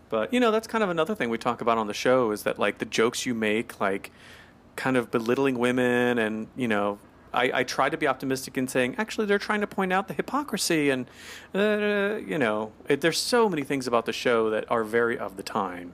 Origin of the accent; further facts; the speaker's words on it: the South, United States; I'm from the South